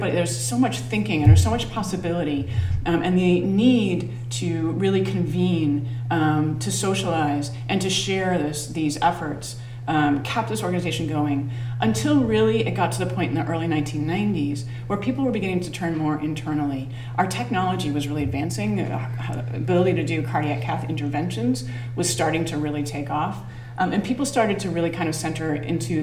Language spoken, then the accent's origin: English; Maine, United States; also born or lived in Connecticut; my great home state of Maine, this is actually my hometown.